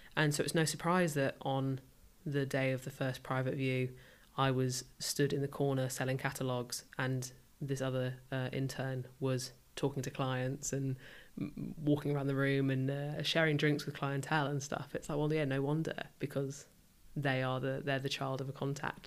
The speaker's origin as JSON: {"language": "English", "area": "rural Northamptonshire", "region": "East Midlands", "country": "United Kingdom", "tie": "born or raised there", "also_born_or_lived": "London", "moved": "as an adult", "lives_now": "Southampton, United Kingdom", "said": "I grew up somewhere, uh, super rural"}